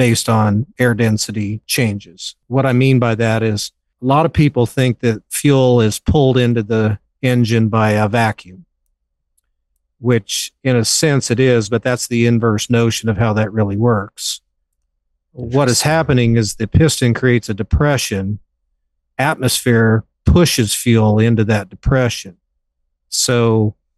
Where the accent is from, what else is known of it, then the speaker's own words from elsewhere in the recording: Western Wyoming, United States; I grew up in Western Wyoming, a very remote part of Western Wyoming.